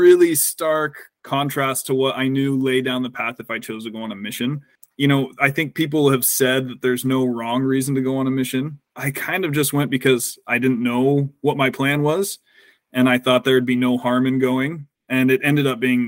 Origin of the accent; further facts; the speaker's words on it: Southern California, United States; I grew up in Southern California.